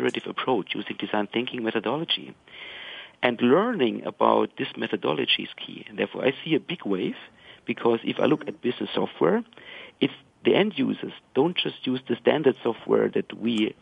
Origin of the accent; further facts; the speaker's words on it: Germany; I'm German